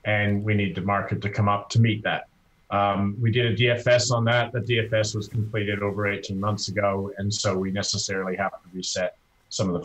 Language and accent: English; Canada; as a Canadian